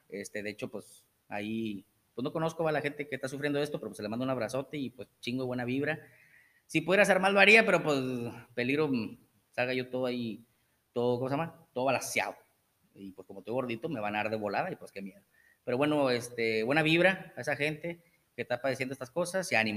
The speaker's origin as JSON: {"language": "Spanish", "town": "Monterrey", "region": "Nuevo León", "country": "Mexico", "tie": "born or raised there", "moved": "yes", "lives_now": "Tamaulipas, Mexico", "said": "Yo nací en Monterrey."}